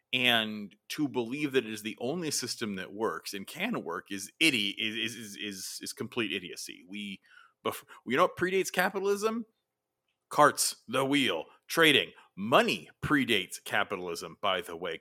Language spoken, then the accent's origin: English; United States; us as Americans